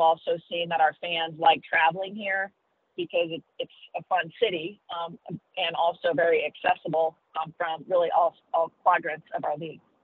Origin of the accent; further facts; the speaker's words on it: Pinckneyville, Illinois, United States; I grew up in Southern Illinois, which is in a small town called Pinckneyville